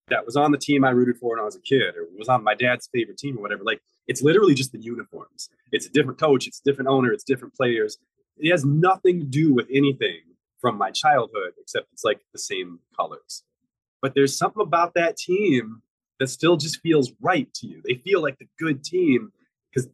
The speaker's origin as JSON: {"language": "English", "region": "Midwest", "country": "United States", "said": "In the Midwest, we call carbonated beverages like Coke and Mountain Dew, we call those pop."}